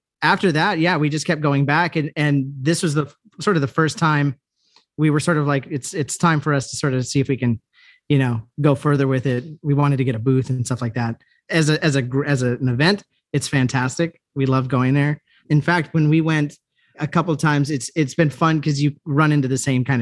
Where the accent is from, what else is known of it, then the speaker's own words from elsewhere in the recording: El Paso, Texas, United States; moved away as an adult; also born or lived in Dallas, Texas / Chicago / Austin / New York; now in Los Angeles, United States; We actually grew up in El Paso, Texas together